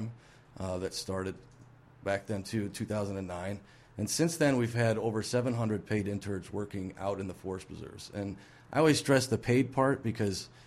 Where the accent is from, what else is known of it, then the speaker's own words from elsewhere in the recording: Bartlett, Illinois, United States; moved away as an adult; also born or lived in Indianapolis, Indiana; I'm from Bartlett, so in the Cook County part of Bartlett. I grew up there.